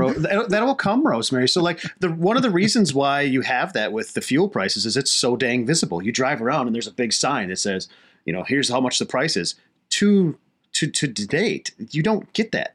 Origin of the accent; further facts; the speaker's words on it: United States; as an American society